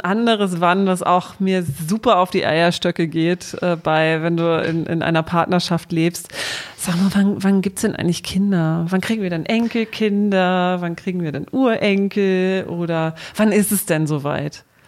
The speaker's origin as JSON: {"language": "German", "region": "Southern Germany", "country": "Germany", "tie": "born or raised there", "moved": "yes", "said": "ich komme ja aus mhm. Süddeutschland, bei meinen Eltern"}